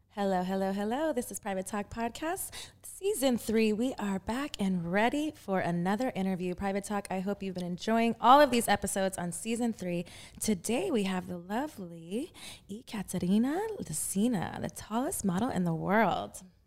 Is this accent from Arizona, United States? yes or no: no; Texas, United States; moved away as an adult; now in Los Angeles, United States; I'm from Texas